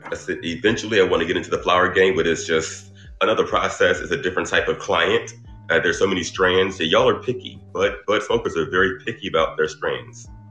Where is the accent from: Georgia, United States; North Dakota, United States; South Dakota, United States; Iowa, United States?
Georgia, United States; Dublin; I'm from Dublin, Georgia.